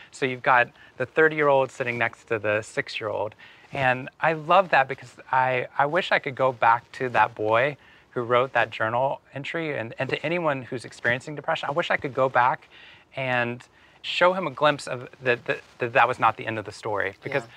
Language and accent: English; Waco, Texas, United States; moved away as an adult; Waco, Texas. I grew up for 18 years in Waco